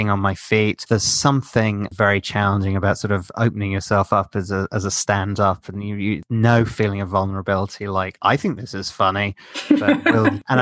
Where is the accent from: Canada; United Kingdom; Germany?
United Kingdom; And because I'm British, I have an eccentric spelling of …